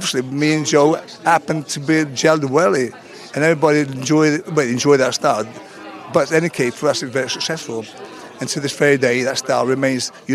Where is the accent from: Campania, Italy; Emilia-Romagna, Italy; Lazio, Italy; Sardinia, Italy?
Sardinia, Italy; moved away; also born or lived in Bedford, England; I'm from Sardinia, you know, Joyless place, right? I brought up in Sardinia, but obviously I brought up in Bedford as well, actually, Bedford.